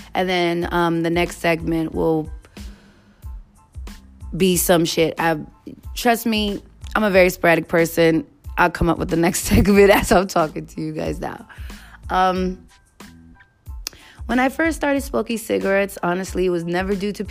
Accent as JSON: {"language": "English", "region": "New York", "country": "United States", "also_born_or_lived": "Hampton", "said": "my parents paid for my ticket for me to come back to New York"}